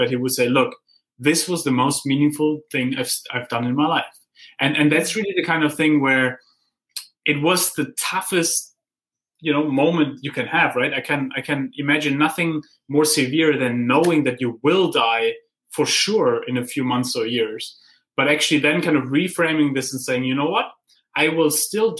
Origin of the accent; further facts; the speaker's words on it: Heidelberg, Baden-Württemberg, Germany; I grew up in Heidelberg, where Goethe and Schiller wrote their poems on the philosopher's way